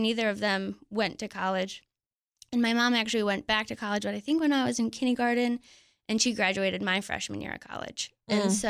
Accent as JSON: {"language": "English", "town": "Mount Pleasant", "region": "Michigan", "country": "United States", "tie": "born or raised there", "moved": "yes", "said": "I grew up in Michigan. Smack dab in the middle of Michigan."}